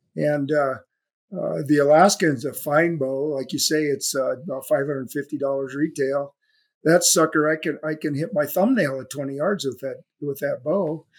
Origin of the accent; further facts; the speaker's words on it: California, United States; my hometown in California